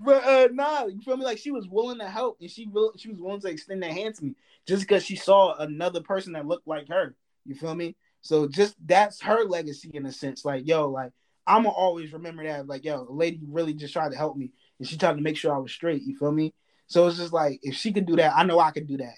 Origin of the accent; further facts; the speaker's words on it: New Jersey, United States; I'm from Jersey